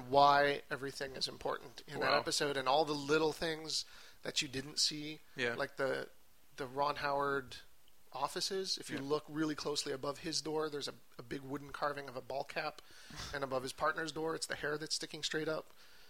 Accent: Quebec, Canada; Well, we're from Quebec, and it was rated R in Quebec.

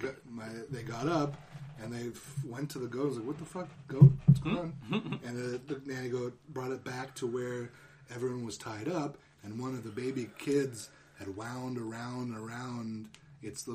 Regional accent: Prince Edward Island, Canada; I was born in Prince Edward Island

